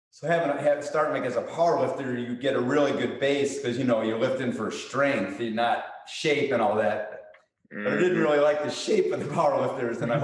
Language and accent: English; Chicago, Illinois, United States; I played hockey in high school growing up in Chicago.